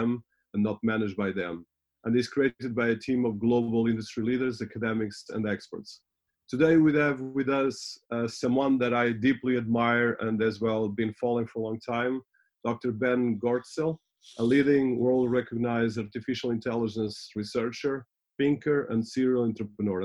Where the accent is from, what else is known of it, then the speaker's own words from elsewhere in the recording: Portugal; I'm Portuguese